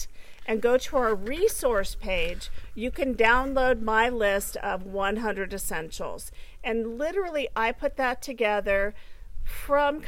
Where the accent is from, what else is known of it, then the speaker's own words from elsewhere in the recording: SoCal, California, United States; Henry was actually my school bus driver when I was growing up, because I grew up in SoCal.